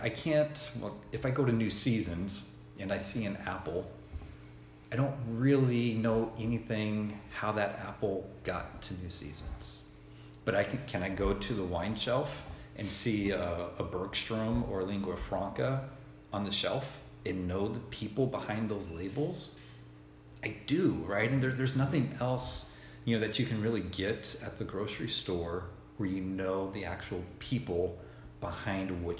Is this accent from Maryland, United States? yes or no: no; Tennessee, United States; now in Oregon, United States; Growing up in Tennessee, you know, I wasn't introduced to wine, and I really didn't even know anything about wine until I moved out to Oregon 20 years ago